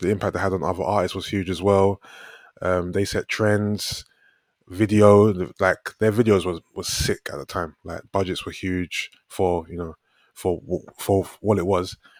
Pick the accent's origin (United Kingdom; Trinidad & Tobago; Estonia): United Kingdom; London; I'm from South London